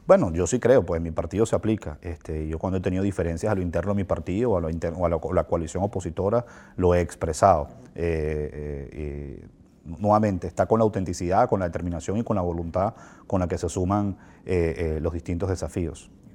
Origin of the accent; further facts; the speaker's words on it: Venezuela; como venezolano